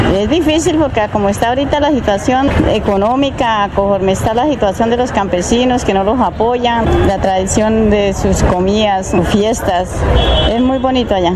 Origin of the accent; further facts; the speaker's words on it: Charalá, Santander, Colombia; moved away; also born or lived in San Gil; soy nacida en San Gil y cría en Charalá